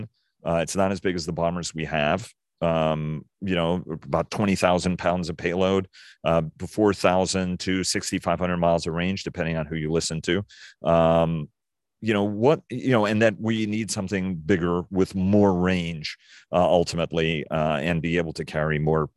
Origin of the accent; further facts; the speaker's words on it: United States; as an American